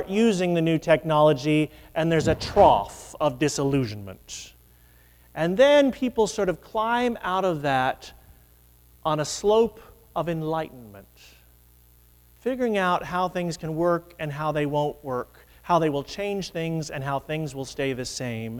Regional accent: Midwest, United States; moved away as an adult; now in New England, United States; a Midwesterner who has lived in New England for 25 years

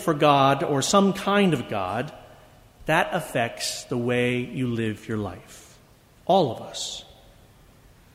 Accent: United States

